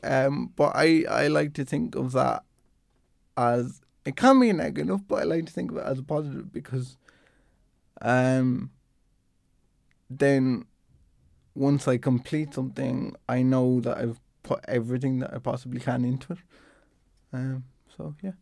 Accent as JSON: {"language": "English", "town": "Dublin", "region": "Leinster", "country": "Ireland", "said": "I'm from, I'm from Dublin"}